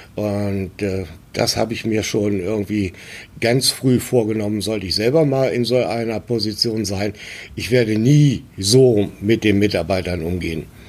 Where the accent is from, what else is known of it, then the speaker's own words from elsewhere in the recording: a small village near Göttingen, Lower Saxony, Germany; moved away as an adult; now in Hamburg, Germany; 1954 äh, in Göttingen und bin in einem kleinen Dorf in der Nähe von Göttingen aufgewachsen